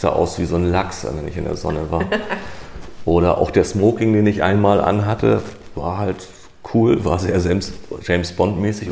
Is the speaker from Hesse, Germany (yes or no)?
no; Hamburg, Germany; Ich komme aus Hamburg